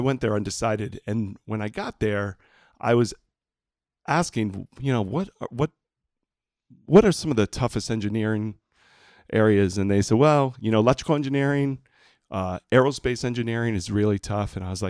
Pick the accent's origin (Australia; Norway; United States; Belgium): United States; New Hampshire; also born or lived in Lowell, Massachusetts / Chelmsford, Massachusetts / Puerto Rico; And me and my brother, we grew up there for 5 years. And then we got transferred back to New Hampshire, which I've been, you know, a New Hampshire native